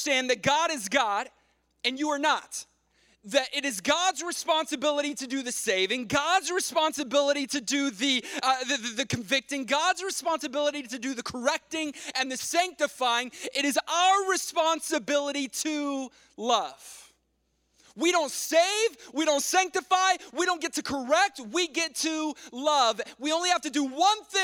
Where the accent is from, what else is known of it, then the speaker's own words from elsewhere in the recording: Texas, United States; moved away; I'm from Texas